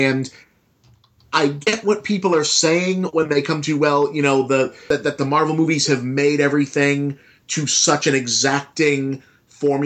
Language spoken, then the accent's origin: English; United States; I'm an American